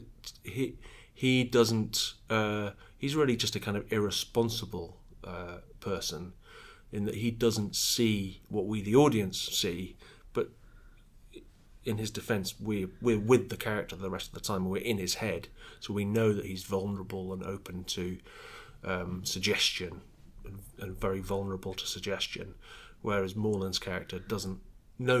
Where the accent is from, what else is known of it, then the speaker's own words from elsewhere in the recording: Wales, United Kingdom; I'm from Wales